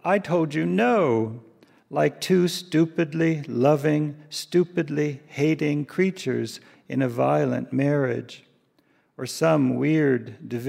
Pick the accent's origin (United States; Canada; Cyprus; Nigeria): United States; the South; moved away; also born or lived in Japan; as a young man growing up in the South